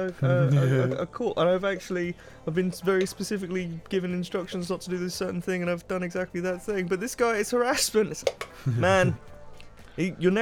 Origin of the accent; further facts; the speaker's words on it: United Kingdom; we're British